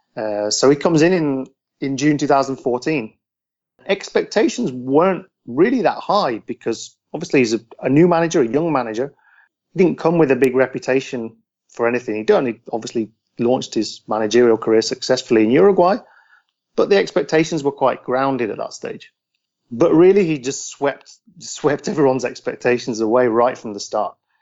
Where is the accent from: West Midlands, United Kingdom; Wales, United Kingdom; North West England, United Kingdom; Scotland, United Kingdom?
West Midlands, United Kingdom; near Telford, Shropshire; moved away as an adult; also born or lived in London; now in Buenos Aires, Argentina; I'm English. I live in Argentina now with my wife, but yeah, I mean, I grew up, spent my first 20 years in the UK, just from a small town near Telford in Shropshire